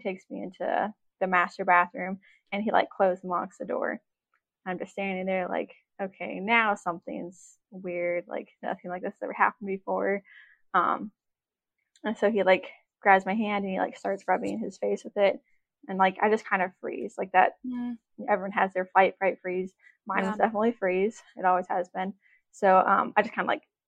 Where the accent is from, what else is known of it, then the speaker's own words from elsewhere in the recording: Juneau, Alaska, United States; I was born in Juneau, Alaska. I was born and raised here.